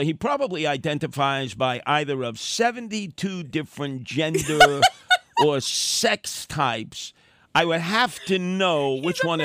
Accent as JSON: {"language": "English", "town": "New York City", "region": "New York", "country": "United States", "tie": "born or raised there", "said": "I grew up with in Canarsie"}